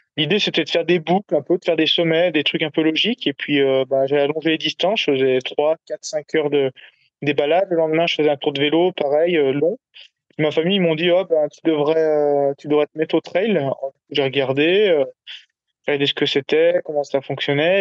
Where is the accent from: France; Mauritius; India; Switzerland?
France; Savoie, Auvergne-Rhône-Alpes; also born or lived in Grenoble; now in Haute-Savoie, France; je suis originaire de Savoie